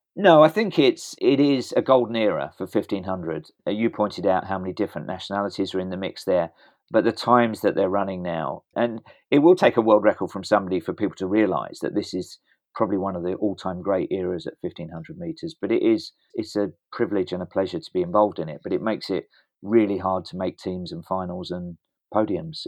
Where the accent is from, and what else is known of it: England, United Kingdom